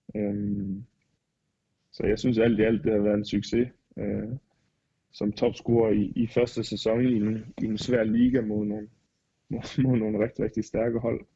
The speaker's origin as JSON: {"language": "Danish", "country": "Denmark", "moved": "as an adult", "lives_now": "Regensburg, Germany", "said": "hjemme i Danmark"}